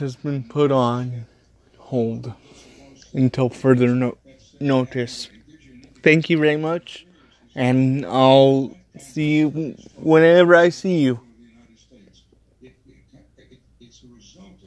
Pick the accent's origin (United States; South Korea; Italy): United States; I am an American